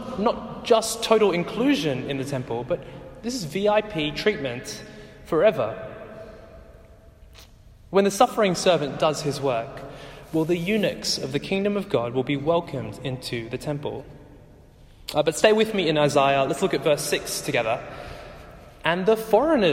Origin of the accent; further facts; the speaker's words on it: Australia; Growing up in Australia as Sri Lankans